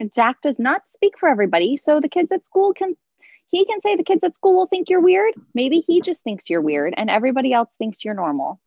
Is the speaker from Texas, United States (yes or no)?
no; Southern California, United States; now in San Francisco, United States; I grew up in Southern California and I live in San Francisco